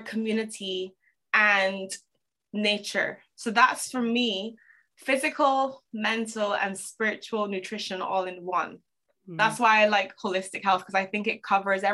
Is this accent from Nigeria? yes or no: no; Barbados; moved away as an adult; also born or lived in Toronto, Canada; I am originally from Barbados. To keep a long story short, I left Barbados when I was 18